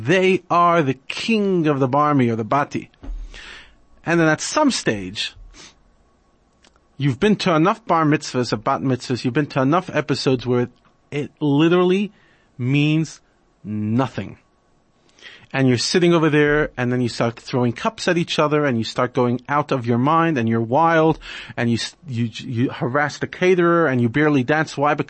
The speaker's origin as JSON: {"language": "English", "region": "New York", "country": "United States", "tie": "born or raised there", "said": "I grew up in New York, and like any Jewish society, you reach a stage where you're going to a lot of bar mitzvahs."}